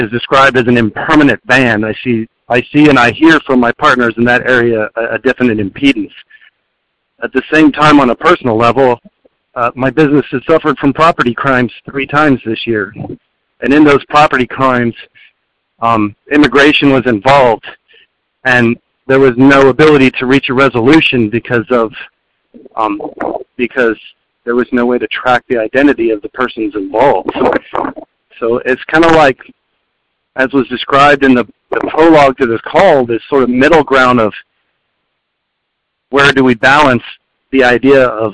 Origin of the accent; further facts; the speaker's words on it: Las Cruces, New Mexico, United States; now in Austin, United States; I was born and raised in Las Cruces, New Mexico, and have spent my entire life in the Southwest